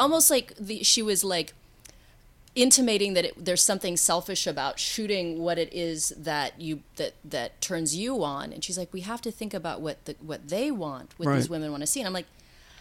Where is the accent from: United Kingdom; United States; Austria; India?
United States; Oregon; also born or lived in Bay Area, California; now in Los Angeles, United States; I'm from Oregon